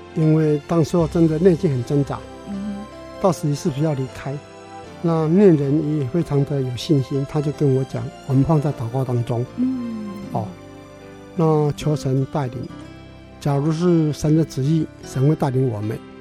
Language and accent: Chinese; Taichung, Taiwan; 我出生在台中市，嗯哼。长大在台中市，工作在台中市，嗯哼。说一辈子都在台中市里面